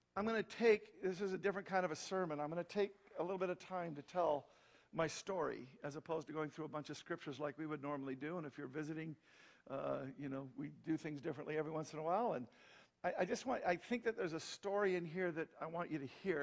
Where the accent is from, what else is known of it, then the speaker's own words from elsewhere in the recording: Wyoming, United States; moved away as an adult; also born or lived in Cheyenne, Wyoming / Arizona; I come from Wyoming.